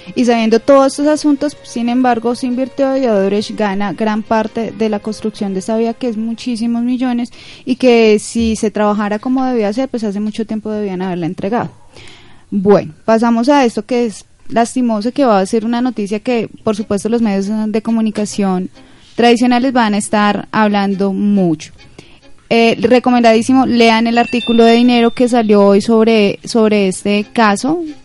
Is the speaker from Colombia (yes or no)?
yes; Colombia; a nosotros, como los colombianos